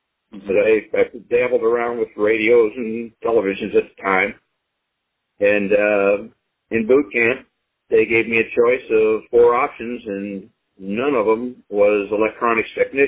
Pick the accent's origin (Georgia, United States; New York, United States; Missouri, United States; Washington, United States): Missouri, United States; St. Louis; also born or lived in Belleville, Illinois / Jefferson Barracks, Missouri; I was down there until about the age of two, and then we moved up just the southwest runway of the current airport in St. Louis. Really? I lived there until I went into service in 1964.